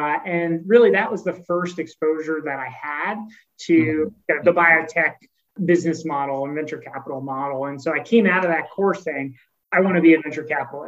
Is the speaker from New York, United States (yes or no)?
no; Philadelphia, Pennsylvania, United States; I grew up in the Philadelphia area.